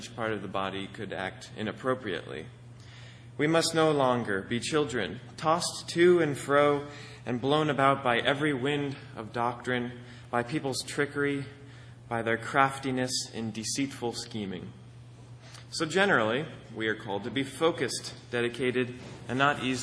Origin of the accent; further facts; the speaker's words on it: Akron, Pennsylvania, United States; the binational office in my hometown of Akron, Pennsylvania